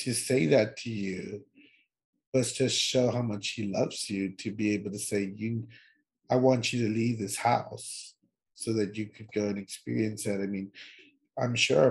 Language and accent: English; Laredo, Texas, United States; we're all from Laredo